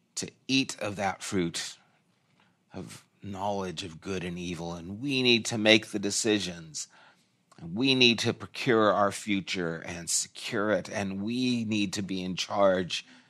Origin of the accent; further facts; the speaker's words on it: California, United States; I'm from California